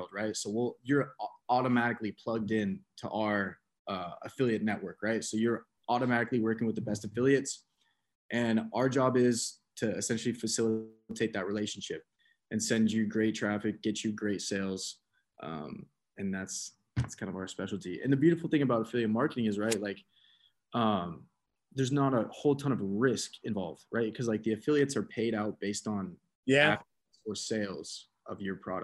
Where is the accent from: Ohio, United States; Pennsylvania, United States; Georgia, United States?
Georgia, United States; Atlanta; I'm from Atlanta. Me and my buddy from Atlanta are actually building a marketing agency